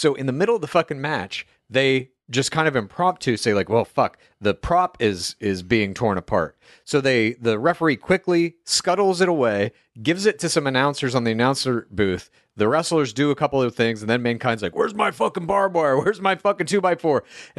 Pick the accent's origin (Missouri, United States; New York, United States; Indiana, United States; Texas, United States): Texas, United States; Dallas; I grew up in the Source, Dallas, Texas, suburbs thereof.